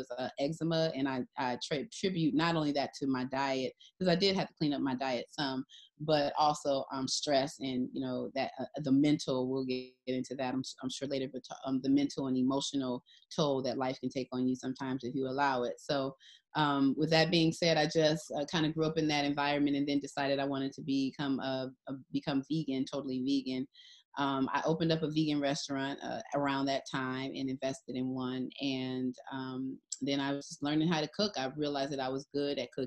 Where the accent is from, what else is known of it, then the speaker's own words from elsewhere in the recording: Detroit, Michigan, United States; I'm from Detroit, Michigan, and my parents had the wisdom to send me to an amazing school